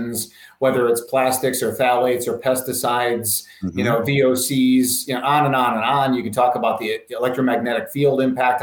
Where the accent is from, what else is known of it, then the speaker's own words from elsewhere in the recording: Chicago, Illinois, United States; moved away; I came from Chicago and we're close to the Wisconsin border